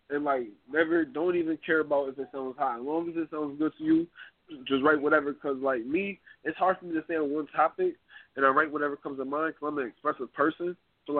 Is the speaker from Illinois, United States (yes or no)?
no; Syracuse, New York, United States; I'm from Syracuse, New York.